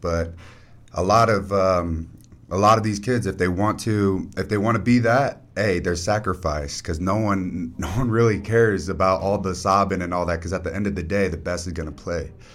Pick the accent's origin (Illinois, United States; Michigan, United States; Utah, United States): Utah, United States; South Jordan; also born or lived in Copper Hills; when we moved from Copper Hills to South Jordan, South Jordan's in the boundaries where Bingham High is and Bingham Little League is